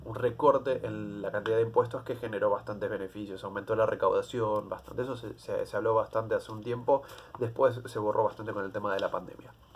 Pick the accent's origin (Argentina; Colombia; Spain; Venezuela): Argentina; como argentino